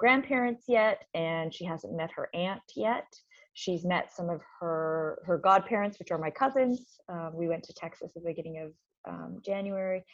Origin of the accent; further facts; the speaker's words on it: Canada; moved away as an adult; now in Santa Cruz, United States; I am a Canadian, and I live in Santa Cruz, California. And I've been here for about 4 years.